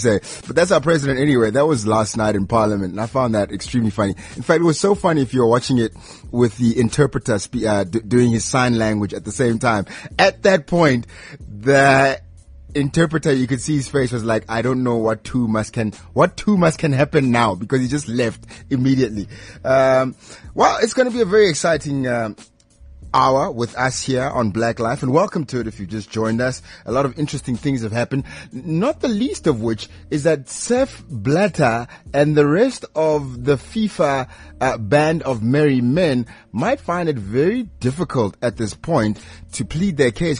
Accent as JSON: {"language": "English", "country": "South Africa", "said": "I'm from Harangua as well"}